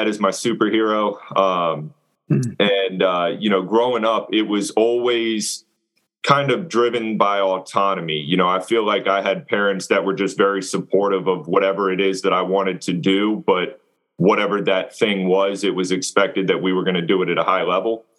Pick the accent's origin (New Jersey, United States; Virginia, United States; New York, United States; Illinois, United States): Virginia, United States; Loudoun County, Fairfax area, Northern; moved away as an adult; also born or lived in Hampton Roads, Virginia; originally I'm from Northern Virginia. And I was kind of born and raised in Loudoun County, Fairfax area